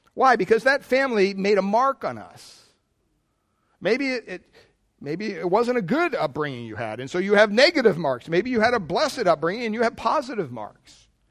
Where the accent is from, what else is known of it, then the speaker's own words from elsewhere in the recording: Pennsylvania, United States; I grew up in Pennsylvania, big Catholic family